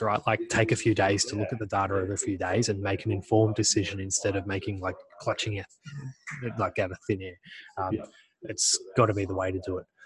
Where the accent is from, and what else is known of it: Australia